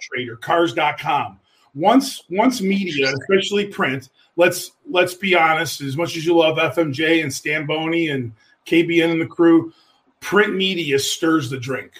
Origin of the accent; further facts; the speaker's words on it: Buffalo, New York, United States; moved away as an adult; now in Youngstown, United States; I am a Buffalo native